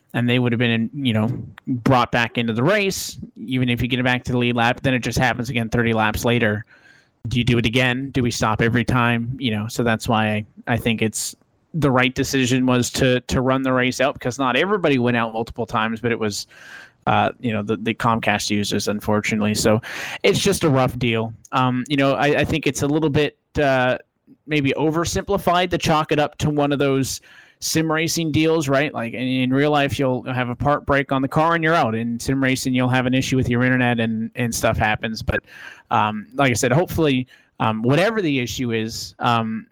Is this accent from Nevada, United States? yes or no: yes; Las Vegas, Nevada, United States; It's my hometown track